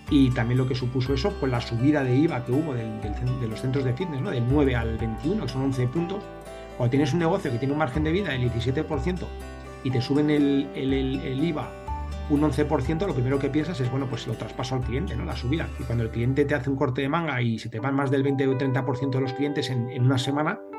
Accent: Seville, Andalusia, Spain; yo, nací en Sevilla hace ya 47 años.

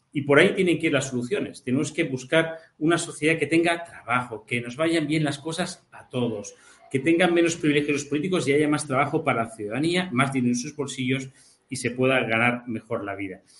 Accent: Catalonia, Spain; los catalanes que consideramos que el catalán y el español son nuestras lenguas propias

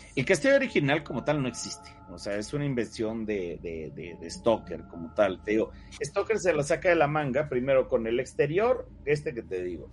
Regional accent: Mexico; also born or lived in Coyoacán, Mexico City; somos muchos artistas mexicanos

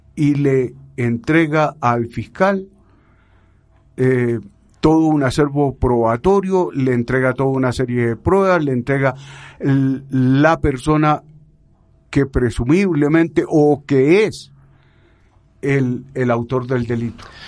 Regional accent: Chile; moved away as an adult; now in Colombia; yo me vine ya de Chile hace unos 30 años

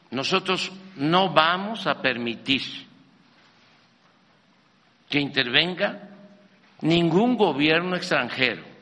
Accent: Mexico; Aquí manda el pueblo de México.

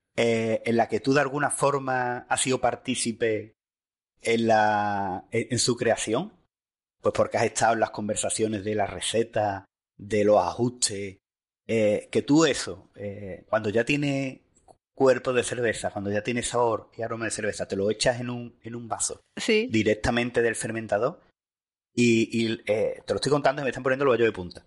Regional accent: Seville, Andalusia, Spain; yo en mi casa, eh, en mi tierra

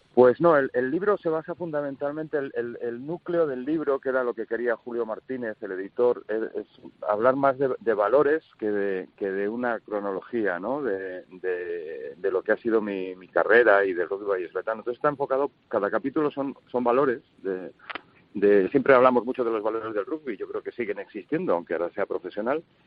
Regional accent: Valladolid, Castile and León, Spain; Empecé toda mi carrera en el Lourdes, yo soy un, niño de Lourdes de toda la vida, del colegio de los hermanos de la Salle, del Paseo de Zorrilla

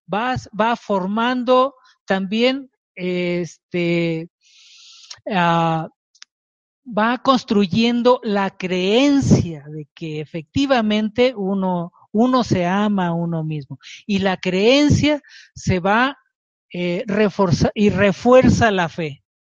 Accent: Culiacán, Sinaloa, Mexico; moved away as an adult; now in Mexico City, Mexico; Y yo vivía en Sinaloa, en Culiacán, Sinaloa, soy de Culiacán, Sinaloa

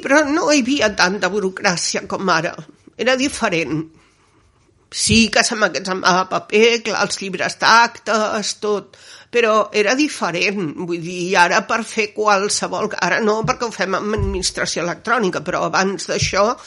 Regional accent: Barcelona, Catalonia, Spain; now in Gelida, Spain; jo sóc nascuda a Barcelona, al barri de Gràcia

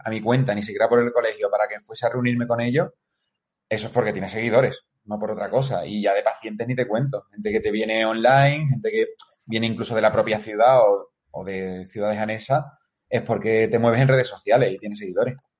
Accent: Seville, Andalusia, Spain; soy de Sevilla.

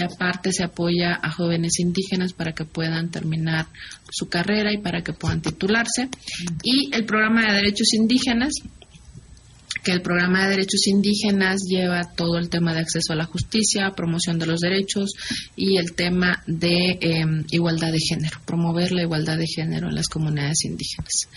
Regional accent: Juchitán, Oaxaca, Mexico; moved away; mi pueblo es una pequeña localidad que pertenece a un pueblo aguerrido que es Guchitán

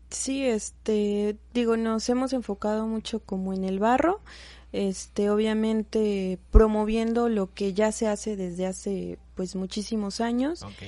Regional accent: Izúcar de Matamoros, Puebla, Mexico; nosotros somos originarias de Izúcar de Matamoros

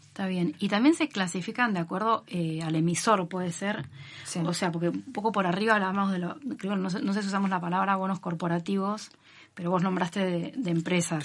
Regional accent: Argentina; somos argentinos

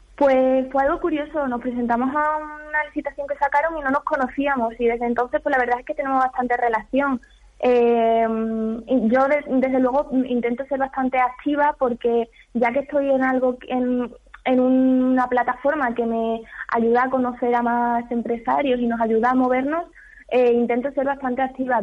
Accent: Don Álvaro, Extremadura, Spain; Yo soy de Don Álvaro

